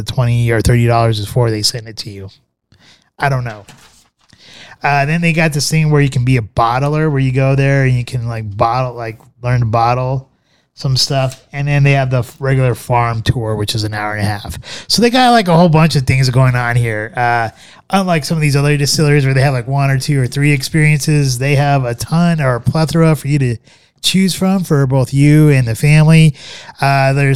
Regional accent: United States

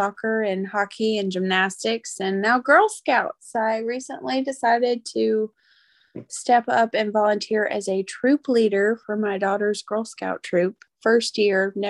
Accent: Nashville, Tennessee, United States; I was born and raised in Nashville, Tennessee. I've lived here my whole life

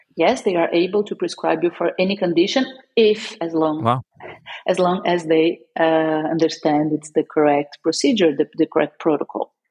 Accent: São Paulo, Brazil; now in Porto, Portugal; I am in Oporto, Portugal. I live here, uh, but I'm from Brazil, Sao Paulo.

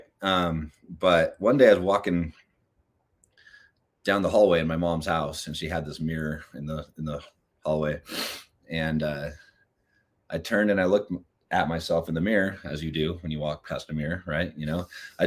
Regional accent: California, United States; I'm from California

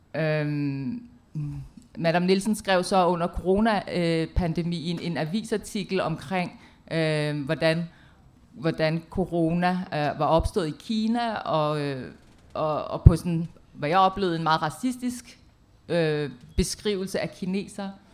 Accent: Denmark; jeg er fra Danmark

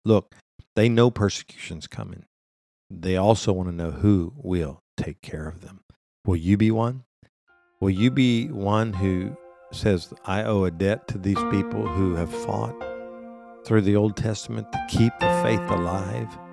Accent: United States; we see this as Americans

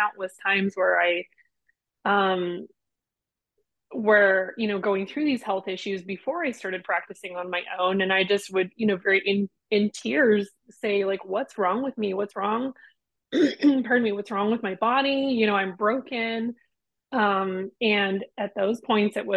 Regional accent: United States; I'm American

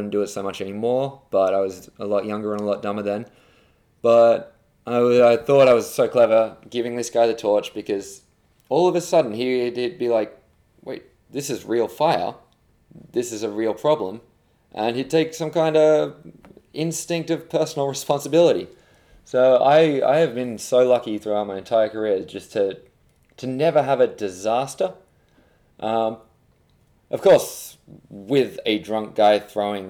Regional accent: Australia; moved away as an adult; also born or lived in England; now in London, United Kingdom; I'm English. I was born here, but I moved to Australia when I was two.

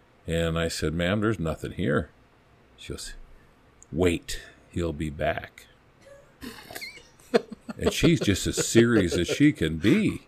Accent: Longmont, Colorado, United States; And, you know, I came from Longmont. My dad was a Boulder cop.

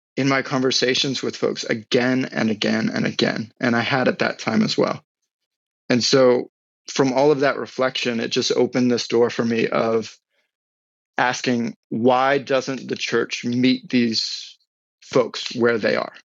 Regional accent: Newport News, Virginia, United States; also born or lived in Iowa; now in Southern California, United States; I was raised in Southeast Virginia, uh, kind of split time between Newport News area and uh, my folks were split. So I was born in Iowa, so I split time between those two states.

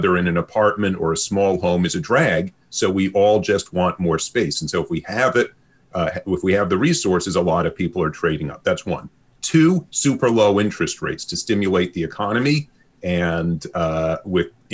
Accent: New York City, New York, United States; accent: Brooklyn; now in Vancouver, Canada; this is not a Kitsilano accent. This is a Brooklyn accent. And when I was growing up in the 1970s and 80s

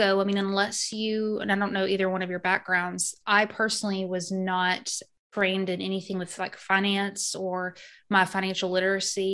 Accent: Arkansas, United States; also born or lived in Missouri; now in Georgia, United States; Arkansas, born and raised there. I spent a few years in Missouri and then I'm in Georgia now

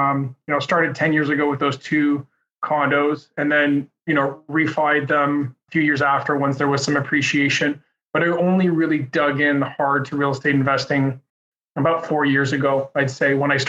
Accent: Montreal, Quebec, Canada; Born and raised in Montreal

